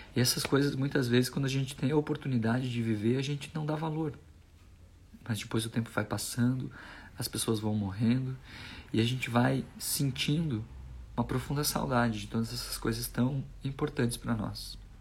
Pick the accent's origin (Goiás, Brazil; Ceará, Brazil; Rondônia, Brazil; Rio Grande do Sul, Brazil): Rio Grande do Sul, Brazil; Machadinho; Eu nasci na cidade de Machadinho, Rio Grande do Sul. Eu sou gaúcho.